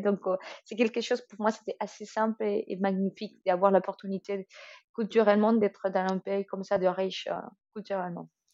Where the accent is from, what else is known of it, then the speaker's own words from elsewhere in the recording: Colombia; first language Spanish; French is a second language; moved away as an adult; now in France; je suis colombienne